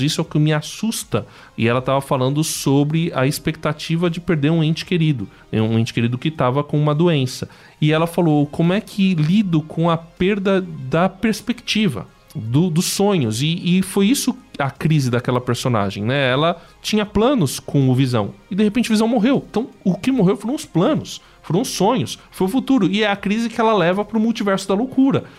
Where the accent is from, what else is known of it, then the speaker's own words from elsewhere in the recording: Brazil; eu sou brasileiro